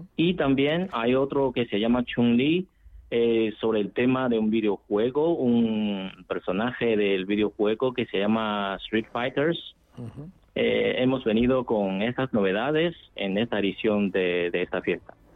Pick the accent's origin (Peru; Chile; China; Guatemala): China; northern China; now in Spain; yo soy del norte de China